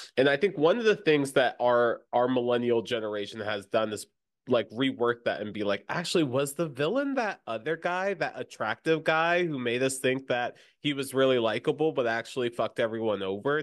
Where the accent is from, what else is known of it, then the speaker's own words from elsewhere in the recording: Florida, United States; growing up in Florida